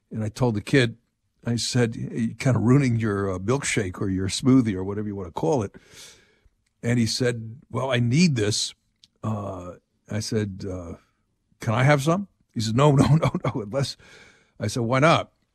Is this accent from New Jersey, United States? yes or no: yes; New Jersey, United States; moved away; I'm from New Jersey